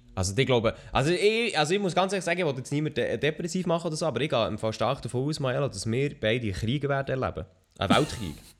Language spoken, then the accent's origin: German; Switzerland; Ich bin Schweizer Podcaster, Streamer